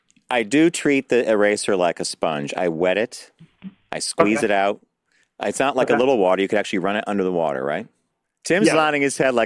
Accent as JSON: {"language": "English", "town": "Pittsburgh", "region": "Pennsylvania", "country": "United States", "tie": "born or raised there", "said": "I was born in Pittsburgh, and that's where my mom is from."}